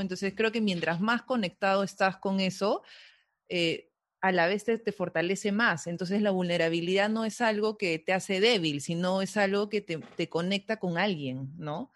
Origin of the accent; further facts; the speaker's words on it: Peru; a veces no nos identificamos como peruanos